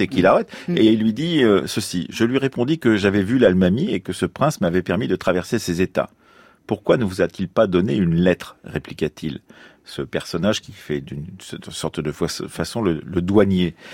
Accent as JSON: {"language": "French", "area": "Poitou", "region": "Nouvelle-Aquitaine", "country": "France", "tie": "born or raised there", "said": "ma région natale du Poitou"}